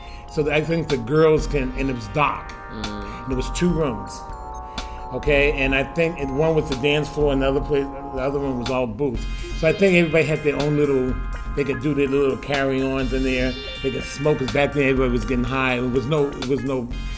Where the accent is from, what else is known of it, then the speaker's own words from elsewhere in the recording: Brooklyn, New York, United States; now in Boston, United States; I'm 70 years old. I'm originally from Brooklyn, New York, but I've been in Boston most of my life.